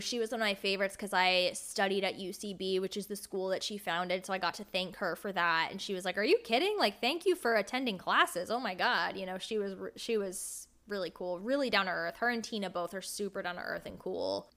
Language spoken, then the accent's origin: English; United States; I grew up right outside of New York City, and that's where I still live.